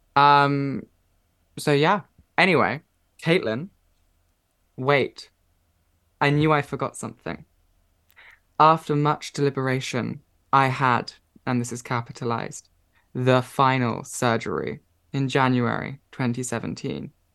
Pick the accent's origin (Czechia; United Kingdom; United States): United Kingdom; Watford, East of England; where I grew up in Watford